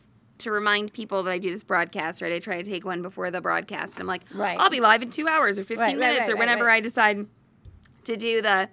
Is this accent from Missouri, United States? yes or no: yes; Missouri, United States; We're from Missouri.